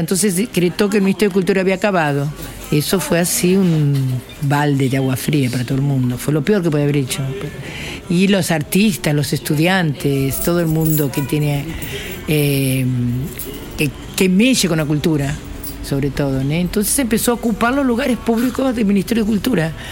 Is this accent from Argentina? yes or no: yes; Argentina; moved away as an adult; now in Rio de Janeiro, Brazil; Vivo hace 31 años en Santa Teresa. Vine directo de Argentina para aquí. Sí, soy casi más brasilera que argentina